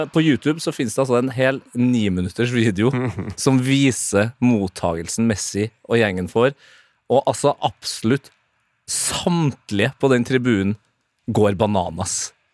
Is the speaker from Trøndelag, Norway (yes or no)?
yes; Trøndelag, Norway; som trønder